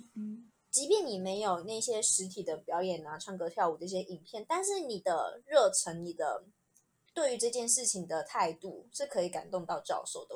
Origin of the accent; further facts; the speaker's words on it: Hsinchu, Taiwan; moved away as an adult; 家乡新竹